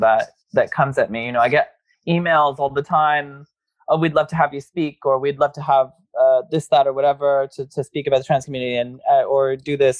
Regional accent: Corpus Christi, Texas, United States; moved away; growing up in Corpus Christi definitely formed a lot of who I am today

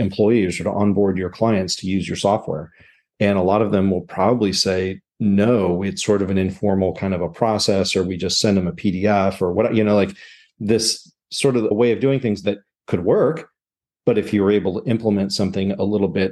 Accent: Southern California, United States; moved away as an adult; also born or lived in upstate New York; I grew up in Southern California, went to college in upstate New York

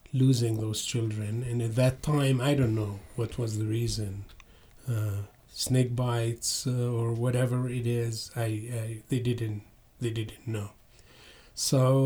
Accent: southern Lebanon, Lebanon; moved away as an adult; also born or lived in Beirut / Seattle; now in Jackson, United States; I was born and raised in Lebanon, mm-hmm. exactly southern Lebanon

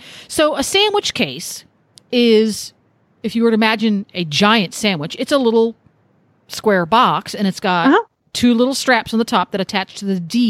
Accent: Mid-Atlantic area, United States; now in Ocala, United States; growing up in Pony Club, our take on it where we were in the Mid-Atlantic area

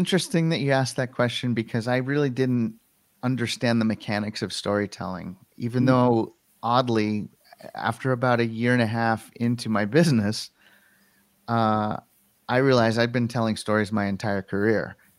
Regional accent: Colorado, United States; the company relocated our Denver offices to Connecticut, and I wanted to stay here in my home state.

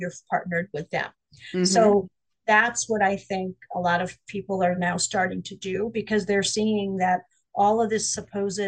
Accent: Springfield, Massachusetts, United States; back to my hometown, which is in Springfield

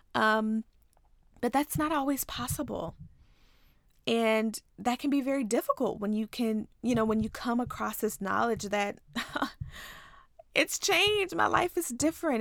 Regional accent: Ripley, Tennessee, United States; moved away as an adult; also born or lived in Nashville, Tennessee / Texas; I'm actually from a small town in Tennessee called Ripley

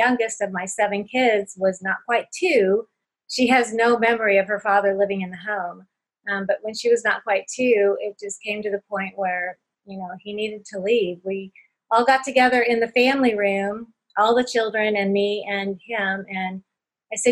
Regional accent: California, United States; moved away as an adult; now in Indiana, United States; we're from California

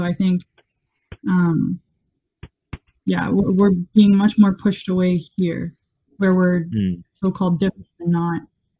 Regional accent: Canada; born or raised there

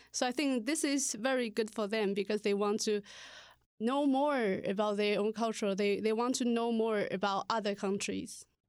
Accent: Taiwan; moved away as an adult; now in Ohio, United States; from Taiwan, and I teach Chinese here

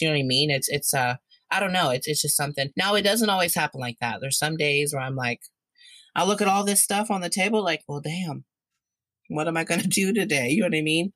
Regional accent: Indiana, United States; now in Ohio, United States; I'm originally from Indiana, but I live in Ohio now

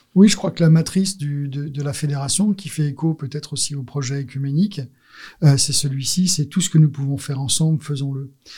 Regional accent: France; also born or lived in Alsace / Marseille / United States (family); je suis né en France et j'allais dire de parents étrangers

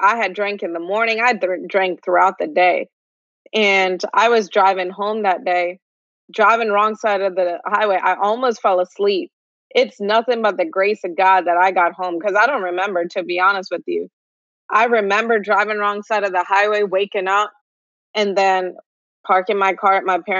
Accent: India; now in United States; So I was born in India. I also lived in Middle East. I'm from India, of course.

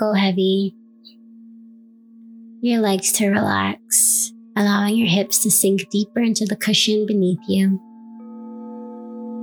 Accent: New York City, New York, United States; now in Canada; I was born and raised in New York City

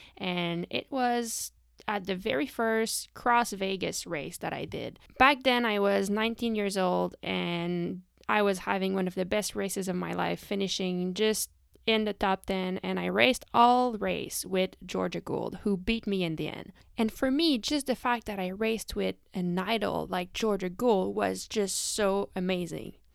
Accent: Canada; I am from Canada

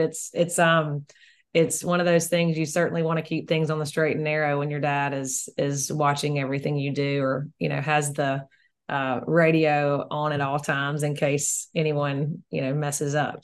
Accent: Mississippi, United States; we are also in a, a very small town in in Mississippi.

